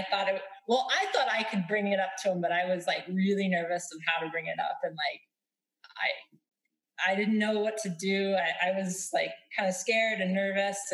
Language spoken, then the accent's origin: English; Southwest, United States; We're from the Southwest area